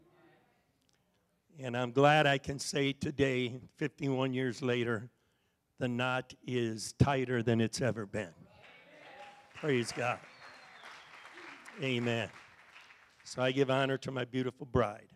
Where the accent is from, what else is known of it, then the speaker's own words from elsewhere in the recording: Bristol, Connecticut, United States; also born or lived in Stanley, Wisconsin; When I was about 8 years old, my folks moved back to Bristol, Connecticut before ESPN made it famous. So I grew up in Bristol